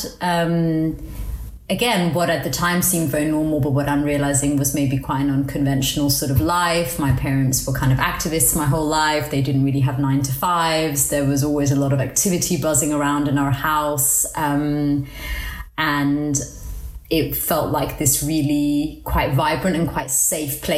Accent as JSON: {"language": "English", "town": "Copenhagen", "region": "Capital Region of Denmark", "country": "Denmark", "tie": "born or raised there", "said": "I was born in Denmark, in Copenhagen, because my parents were political refugees there"}